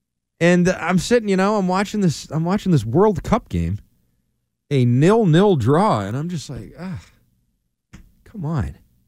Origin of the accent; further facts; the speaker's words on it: Boston, Massachusetts, United States; like I said, I grew up in Boston. No one cares.